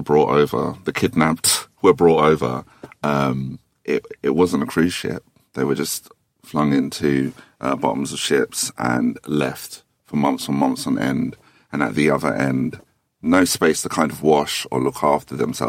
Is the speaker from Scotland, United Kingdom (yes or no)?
no; Thornton Heath, London, United Kingdom; I'm from Fort and Heath, so I have a certain temperament